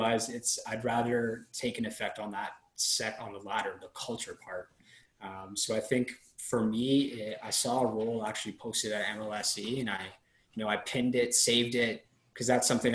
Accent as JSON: {"language": "English", "town": "Toronto", "region": "Ontario", "country": "Canada", "tie": "born or raised there", "said": "growing up in Toronto, I was a huge hockey fan."}